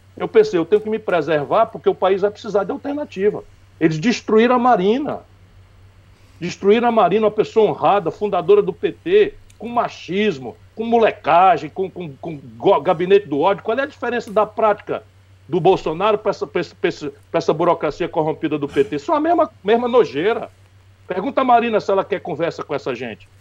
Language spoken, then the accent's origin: Portuguese; Brazil; Agora eu sou brasileiro.